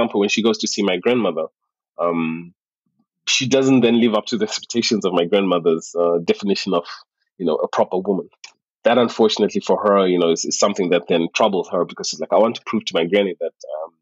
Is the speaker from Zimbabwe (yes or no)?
yes; Zimbabwe; now in Germany; I grew up in the Zimbabwean culture back home